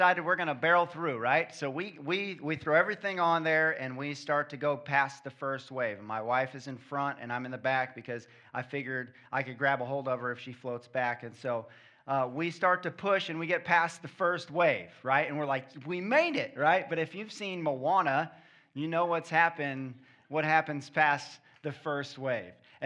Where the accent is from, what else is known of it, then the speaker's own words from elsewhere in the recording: Kansas City, Missouri, United States; moved away as an adult; also born or lived in Midwest; now in Florida, United States; We're from Kansas City